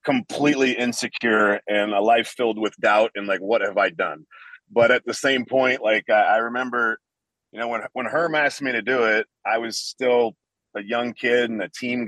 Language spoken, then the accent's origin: English; Central Illinois, United States; moved away as an adult; now in Las Vegas, United States; I mainly live in Las Vegas because I am from Central Illinois